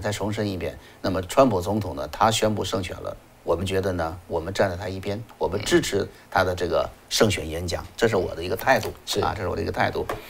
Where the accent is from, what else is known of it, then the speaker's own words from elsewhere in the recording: China; moved away; 我们在中国，中国长大的孩子们